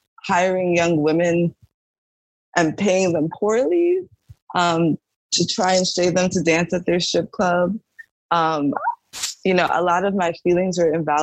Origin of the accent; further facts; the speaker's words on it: United States; I'm American